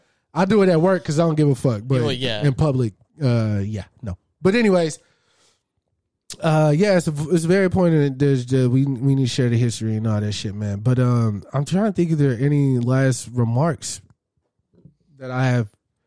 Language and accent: English; Dallas, Texas, United States; we are from Dallas.